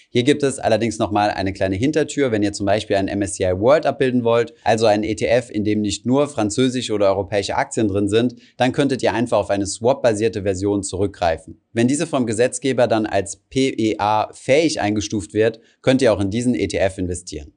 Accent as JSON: {"language": "German", "country": "Germany", "said": "bei uns in Deutschland"}